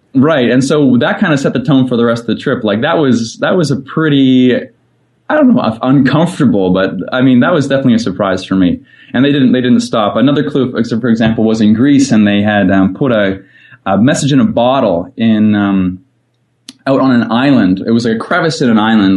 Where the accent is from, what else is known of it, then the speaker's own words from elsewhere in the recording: Fredericton, New Brunswick, Canada; moved away as an adult; I am back in the beautiful city of Fredericton, which is actually where I grew up